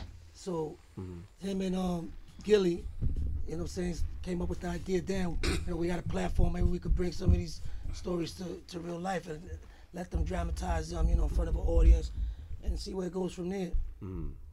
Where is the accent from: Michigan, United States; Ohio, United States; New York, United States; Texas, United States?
New York, United States; Brooklyn; Brooklyn, because I come from Brooklyn, so my story begins there.